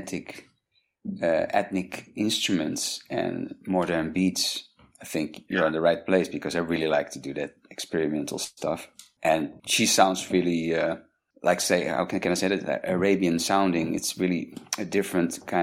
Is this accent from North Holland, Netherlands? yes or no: no; Rotterdam, South Holland, Netherlands; moved away; I'm from Rotterdam originally.